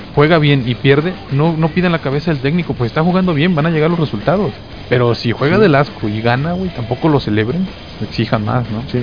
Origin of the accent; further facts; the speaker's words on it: Mexico; yo como mexicano